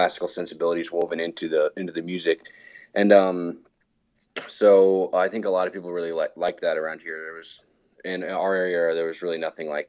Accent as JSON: {"language": "English", "region": "Virginia", "country": "United States", "tie": "born or raised there", "also_born_or_lived": "England", "said": "growing up in Virginia, had a love for folk music."}